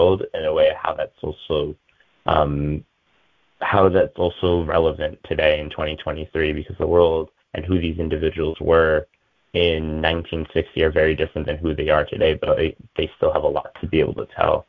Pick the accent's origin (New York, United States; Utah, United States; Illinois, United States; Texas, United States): New York, United States; I was born here in New York